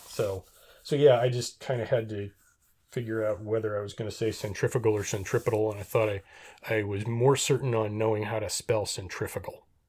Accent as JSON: {"language": "English", "town": "Reno", "region": "Nevada", "country": "United States", "tie": "born or raised there", "said": "I grew up in Reno."}